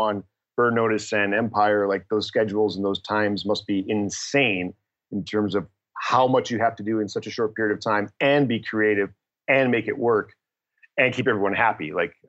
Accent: Toronto, Ontario, Canada; English is a second language; also born or lived in Detroit, United States; And so I grew up in Toronto and then Detroit before I went to the University of Michigan.

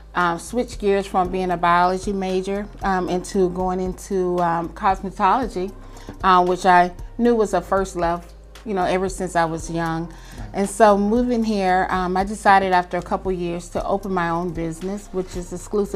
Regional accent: Vicenza, Veneto, Italy; born there; also born or lived in Panama / South Carolina / New Mexico / California; I was born in Italy, in Vicenza, Italy, on a military base where my father served in the Air Force.

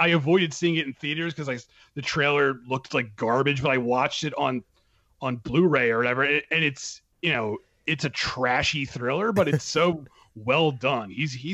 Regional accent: Philadelphia, Pennsylvania, United States; I grew up in Philadelphia

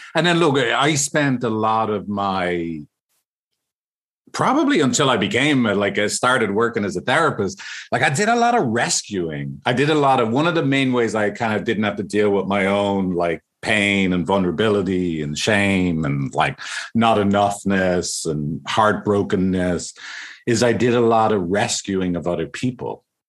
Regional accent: Ireland; I'm from Ireland

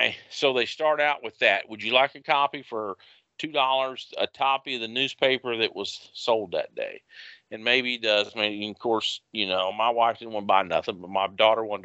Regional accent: United States; as an American

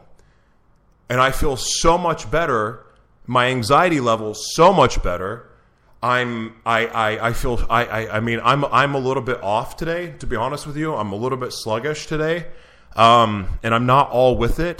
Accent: Oklahoma, United States; I'm from Oklahoma

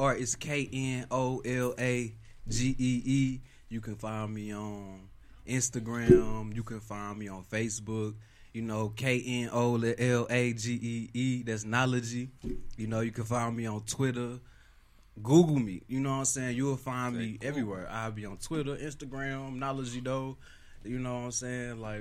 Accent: Las Vegas, Nevada, United States; growing up in Las Vegas

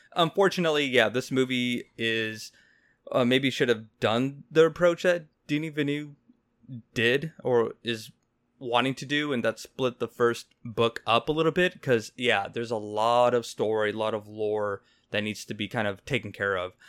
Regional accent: Mexico; I'm Mexican, so I can't excuse my my accent.

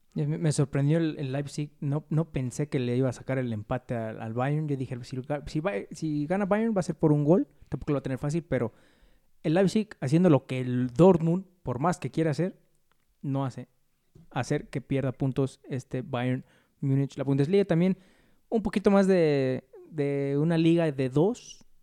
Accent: Mexico; uno como mexicano

